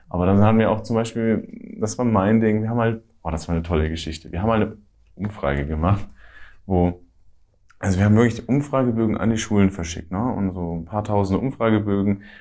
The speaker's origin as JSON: {"language": "German", "town": "Ansbach", "region": "Bavaria", "country": "Germany", "tie": "born or raised there", "said": "weil ich bin geboren und aufgewachsen in Ansbach. Ich habe da meine Jugend drin verbracht."}